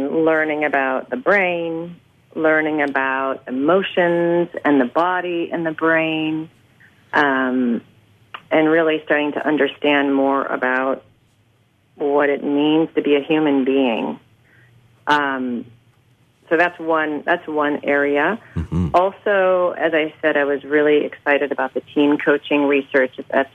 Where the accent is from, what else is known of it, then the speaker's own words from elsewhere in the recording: United States; as an American going and living overseas, for the first time I was really able to understand what it meant to be an American